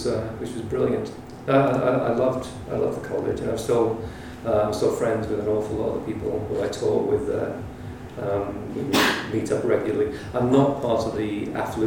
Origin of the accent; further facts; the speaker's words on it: Liverpool, North West England, United Kingdom; moved away as an adult; also born or lived in Oxford / London; I come from Liverpool, and I lived in Liverpool until I was 19, and then I came south to go to university.